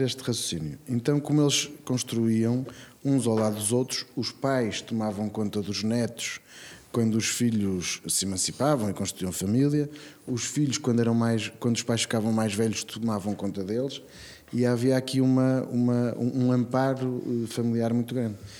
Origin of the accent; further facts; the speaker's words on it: Braga, Norte, Portugal; A cidade onde eu cresci, onde os meus filhos nasceram